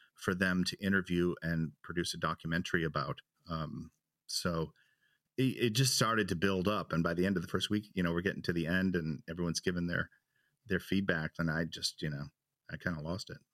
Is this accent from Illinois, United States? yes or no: yes; Chicago, Illinois, United States; now in Germany; I'm from Chicago